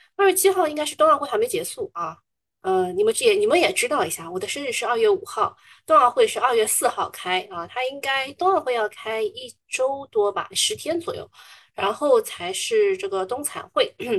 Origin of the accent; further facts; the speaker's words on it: Shanghai, China; 我之前不讲上海话，人家还不知道我是哪里人，还，还觉得我是新上海人